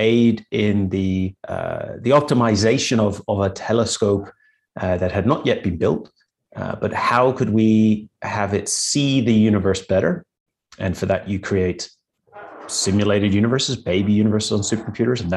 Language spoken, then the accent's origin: English; Northern Ireland, United Kingdom; moved away as an adult; also born or lived in Manchester; I grew up in Northern Ireland.